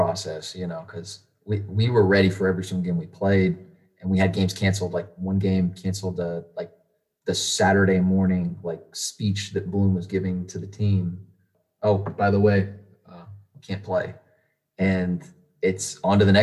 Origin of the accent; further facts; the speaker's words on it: Arlington, Texas, United States; now in Houston, United States; Tarrant County is where I'm from. I'm from Arlington, and me and my wife stayed here in Houston